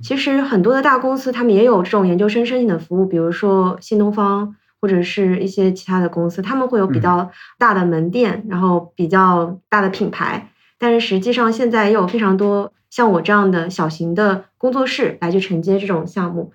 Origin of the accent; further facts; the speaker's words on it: Ningbo, Zhejiang, China; moved away as an adult; also born or lived in Hong Kong; 我的家乡是宁波嘛